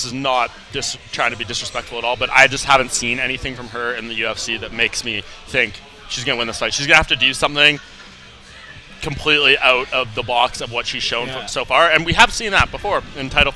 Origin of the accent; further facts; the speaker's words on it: Canada; also born or lived in Toronto, Canada; I'm from Canada, sir, where the beer is stronger than United States